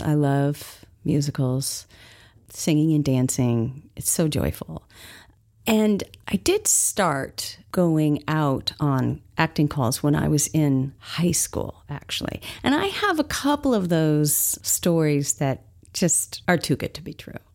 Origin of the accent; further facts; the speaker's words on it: Los Angeles, California, United States; I grew up in Los Angeles